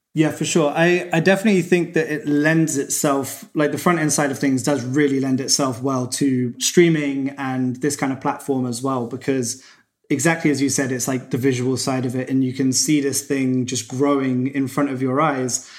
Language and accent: English; Cambridge, East of England, United Kingdom; I was back in my hometown, Cambridge in England.